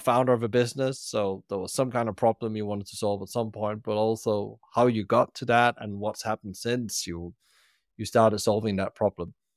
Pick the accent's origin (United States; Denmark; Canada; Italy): Denmark; moved away; when I go back to my home country, Denmark, come to Copenhagen.